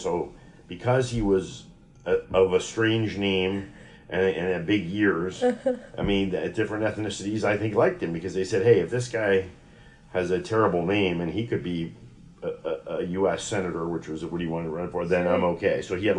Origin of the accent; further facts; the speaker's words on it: Dallas, Texas, United States; moved away as an adult; also born or lived in Yonkers, New York / Washington, D.C.; now in Chicago, United States; I went to high school in Dallas where we had lived.